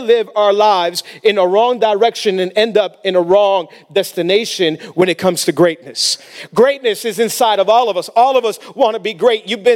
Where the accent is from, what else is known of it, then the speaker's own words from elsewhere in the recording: Miami, Florida, United States; A lot of us, we grew up in Miami